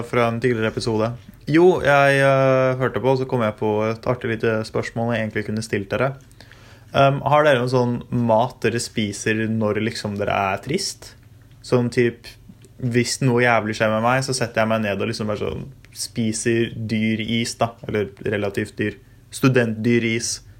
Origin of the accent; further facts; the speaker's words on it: Bergen, Vestland, Norway; Altså fra eh, som bergenser, sportsinteressert, eh, skrevet i BT.